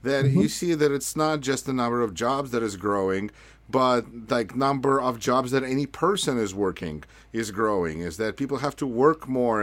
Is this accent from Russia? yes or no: yes; Russia; now in United States; we're both from Russia.